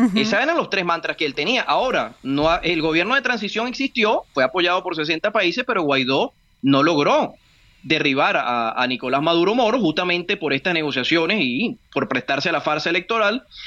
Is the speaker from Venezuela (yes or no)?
yes; Venezuela; now in Colombia; yo que soy venezolano